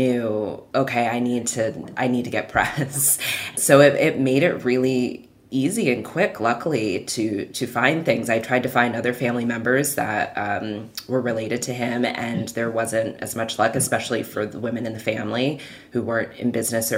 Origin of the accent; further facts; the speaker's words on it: Pennsylvania, United States; also born or lived in New Jersey; I was born in New Jersey, grew up in Pennsylvania